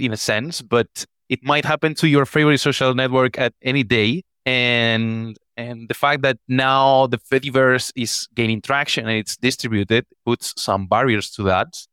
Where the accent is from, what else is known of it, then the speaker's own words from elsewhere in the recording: Spain; I'm from Spain